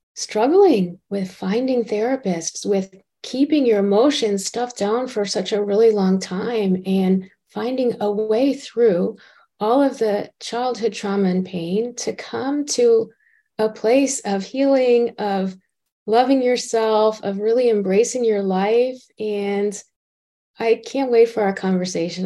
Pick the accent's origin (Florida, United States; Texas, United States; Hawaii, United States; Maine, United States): Florida, United States; South; moved away; I was originally from South Florida